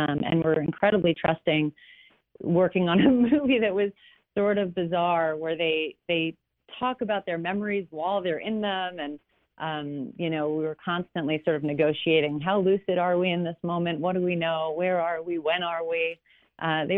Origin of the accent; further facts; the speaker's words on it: Long Island, south of Wellwood, New York, United States; now in California, United States; I grew up, south of Wellwood, and my mom is from Lindenhurst originally